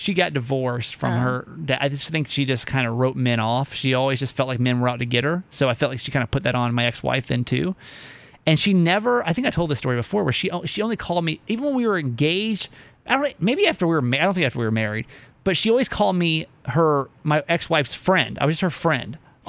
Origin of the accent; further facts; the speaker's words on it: Philippines; Hey, I'm as Filipino as they come, baby.